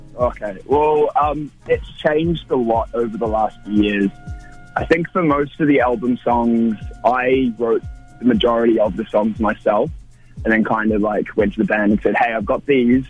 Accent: Wellington, New Zealand; moved away as an adult; also born or lived in Warkworth, New Zealand; now in Melbourne, Australia; I'm originally from Warkworth, which is like an hour north of Auckland, but then I moved to Wellington when I was ten years old

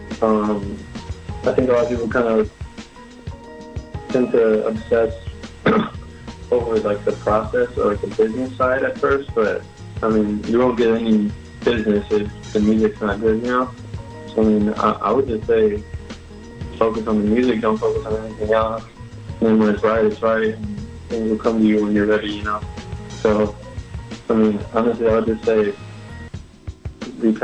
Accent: United States; Both my parents are from Mexico, so they were always playing it. And then I grew up here in America

